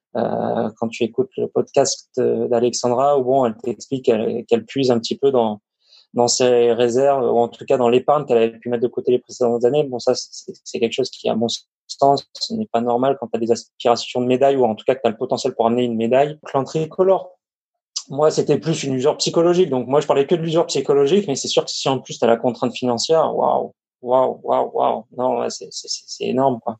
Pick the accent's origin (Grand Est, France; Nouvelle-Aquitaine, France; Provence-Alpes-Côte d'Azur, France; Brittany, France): Provence-Alpes-Côte d'Azur, France; Avignon; moved away as an adult; also born or lived in Lyon / the North of France; je suis originaire d'Avignon, dans le sud